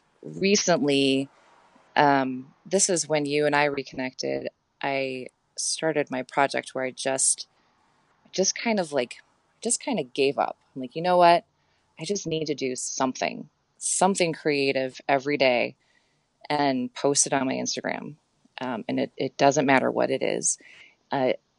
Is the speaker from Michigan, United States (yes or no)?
yes; Ann Arbor, Michigan, United States; I grew up in Ann Arbor in the Midwest